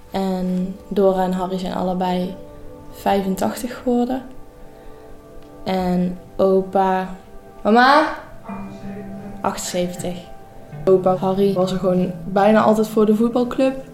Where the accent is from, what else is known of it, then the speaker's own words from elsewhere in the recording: North Brabant, Netherlands; ik ben 16 eh, jaar en ik kom uit Brabant en ik zit nu in 5 VWO op, eh, in Veghel.